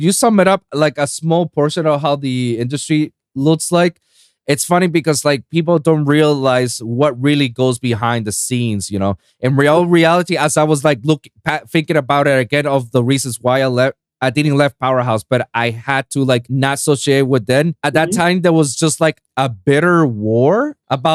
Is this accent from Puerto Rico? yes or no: yes; Puerto Rico; now in Miami, United States; doing festival stages in my hometown of Puerto Rico